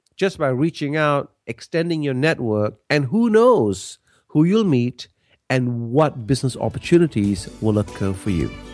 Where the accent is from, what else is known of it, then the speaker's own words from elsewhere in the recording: Malaysia; now in Australia; I'm originally from Malaysia, but I've lived in Australia now for many, many years